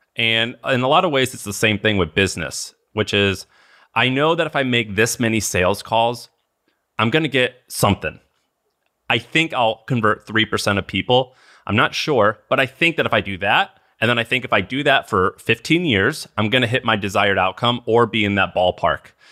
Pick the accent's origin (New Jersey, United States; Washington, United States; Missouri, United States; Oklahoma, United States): Missouri, United States; I grew up in Missouri